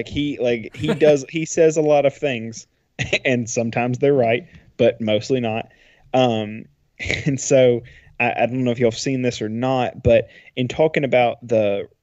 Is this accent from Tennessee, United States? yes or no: yes; Tennessee, United States; I'm from Tennessee, but I'm not from anywhere near Knoxville.